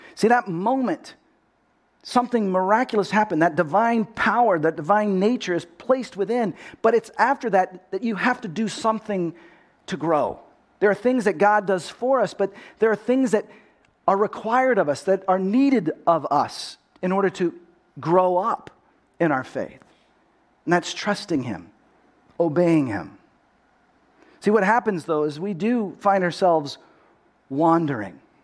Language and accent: English; Texas, United States; accent: Texas; now in California, United States; I grew up in Texas.